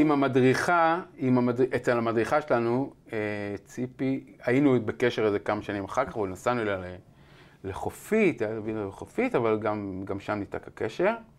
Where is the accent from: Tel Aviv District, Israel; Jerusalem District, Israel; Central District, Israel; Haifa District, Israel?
Tel Aviv District, Israel; Ramat Efal; גדלתי ברמת אפעל